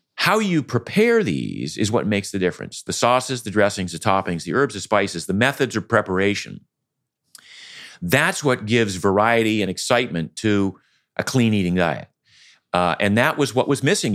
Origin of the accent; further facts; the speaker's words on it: Maine, United States; I grew up in Maine.